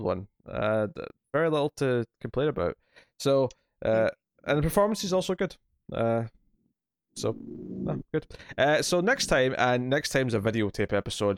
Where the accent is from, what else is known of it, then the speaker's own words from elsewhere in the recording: Scotland, United Kingdom; I'm a Scotsman